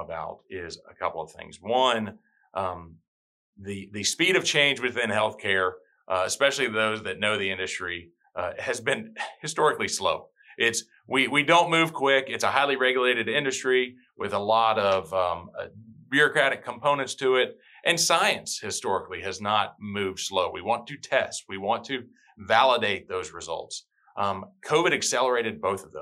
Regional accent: Tennessee, United States; moved away as an adult; also born or lived in Alabama / Birmingham, Alabama; now in Hilton Head Island, United States; I'm born and raised in Tennessee. I'm a Southern boy.

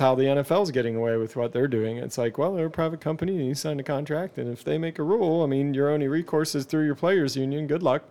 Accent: Canada; I'm Canadian

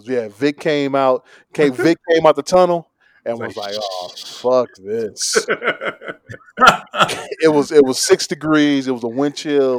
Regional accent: Chicago, Illinois, United States

